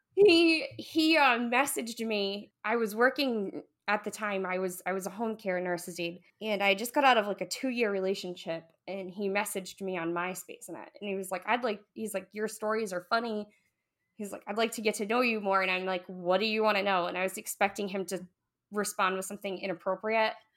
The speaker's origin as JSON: {"language": "English", "region": "New England", "country": "United States", "said": "we're from New England"}